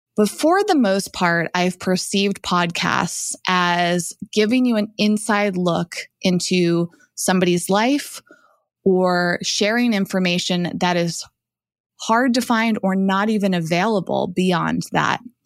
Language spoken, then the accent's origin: English; Massachusetts, United States; moved away; also born or lived in New York / Los Angeles; I grew up in Massachusetts